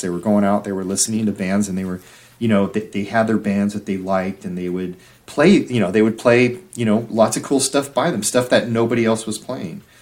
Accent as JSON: {"language": "English", "area": "Orange County", "region": "Southern California", "country": "United States", "tie": "born or raised there", "said": "in Southern California, growing up in Orange"}